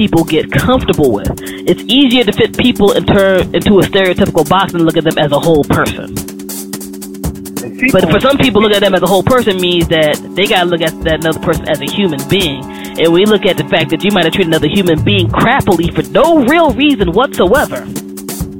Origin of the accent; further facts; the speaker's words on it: United States; I'm black American